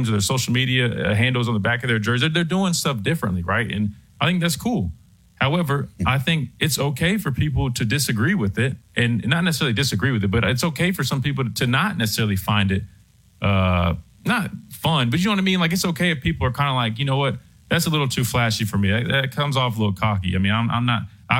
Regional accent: Alabama, United States; I come from Alabama

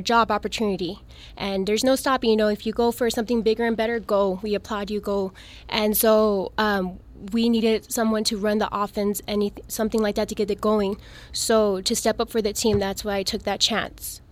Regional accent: El Paso, Texas, United States; I'm originally from El Paso. I went to El Paso High School

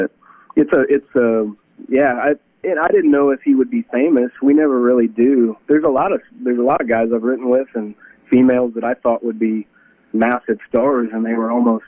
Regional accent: Kansas City, Kansas, United States; moved away as an adult; now in Nashville, United States; growing up in Kansas City in the 90s

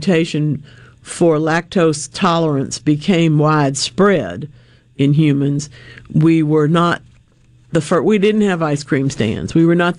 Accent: Monroe, United States; my town of Monroe

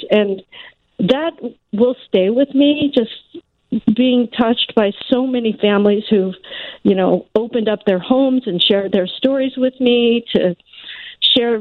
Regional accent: West Coast, United States; moved away as an adult; also born or lived in Oregon; now in Chicago, United States; I grew up on the West Coast. I went mm-hmm. to the University of Oregon

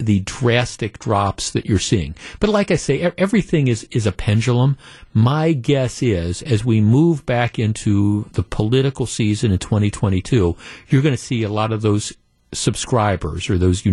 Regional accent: Wisconsin, United States; growing up around here

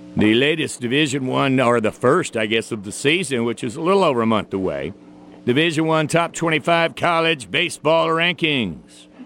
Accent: the South, United States; I'm from the South

